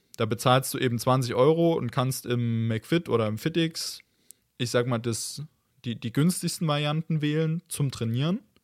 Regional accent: Germany; also born or lived in Leipzig; bei uns in Deutschland

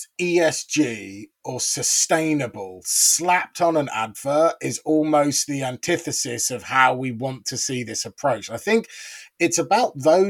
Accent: United Kingdom; now in South Africa; a Brit by birth

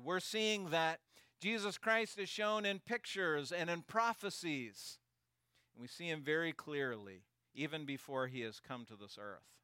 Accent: Maine, United States; also born or lived in Canada; I was born here in Maine

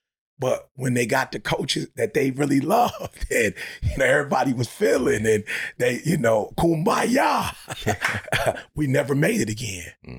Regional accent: Detroit, Michigan, United States; Because I grew up in Detroit and I was a Piston fan

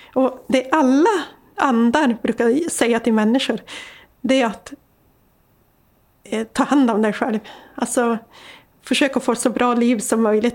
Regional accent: Sweden; I den tro jag var uppväxt med i Lappland

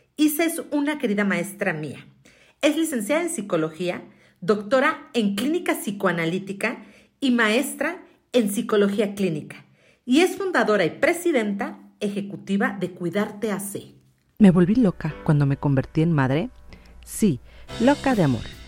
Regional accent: Mexico; una mexicana

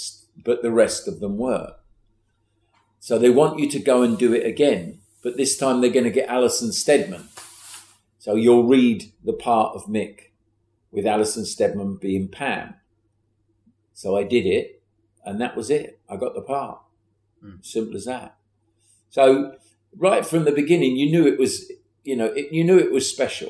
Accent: England, United Kingdom; I'm from the South

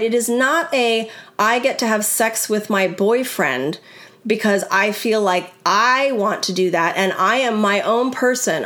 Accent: California, United States; I grew up in California

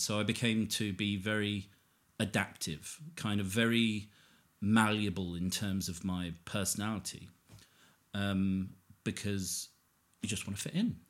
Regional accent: Harpenden, East of England, United Kingdom; I'm pretty much a local boy to where we are now, which is kind of Harpenden

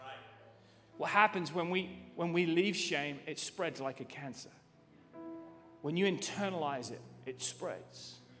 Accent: England, United Kingdom; I'm from England

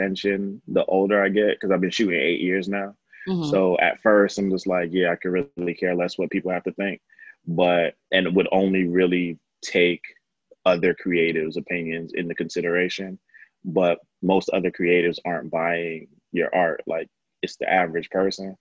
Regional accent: New York, United States; I grew up in the 90s and I'm from New York. So like Basquiat and Keith Haring kind of are the background for my childhood

